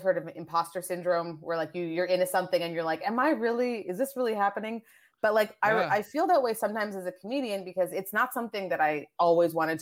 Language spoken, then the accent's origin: English; Canada; also born or lived in Nigeria / Asia / France; I moved to Canada. I grew up in Canada.